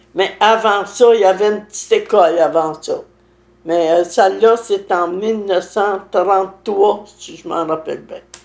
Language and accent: French; Saint-Alphonse-Rodriguez, Quebec, Canada; Je suis né à Saint-Alphonse